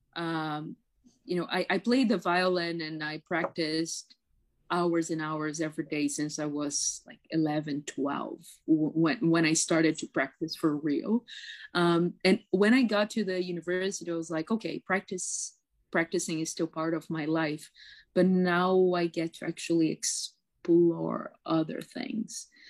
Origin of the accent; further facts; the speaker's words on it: São Paulo, Brazil; first language Portuguese; English is a second language; moved away as an adult; now in Toronto, Canada; I am from Sao Paulo.